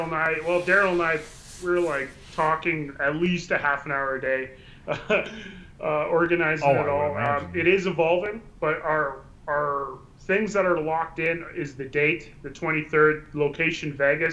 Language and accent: English; Hay River, Northwest Territories, Canada; fly him to my hometown at Hay River.